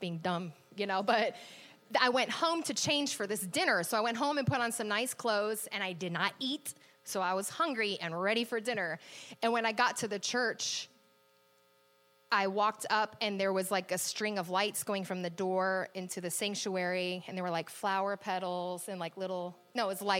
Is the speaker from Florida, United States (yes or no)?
no; Virginia Beach, Virginia, United States; I grew up in Virginia Beach, Virginia. So I grew up really close to the beach on the coast